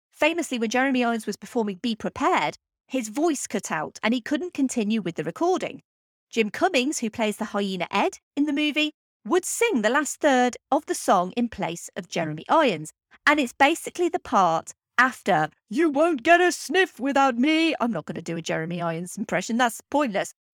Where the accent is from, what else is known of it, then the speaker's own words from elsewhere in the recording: England, United Kingdom; I'm English